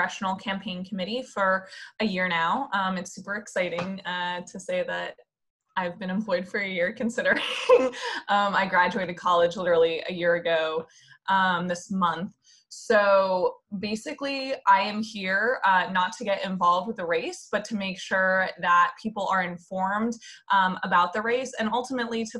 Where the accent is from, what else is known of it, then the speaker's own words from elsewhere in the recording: outside of Boston, Massachusetts, United States; moved away as an adult; also born or lived in central Pennsylvania; originally I'm from outside of Boston, which is actually where I've been quarantining right now.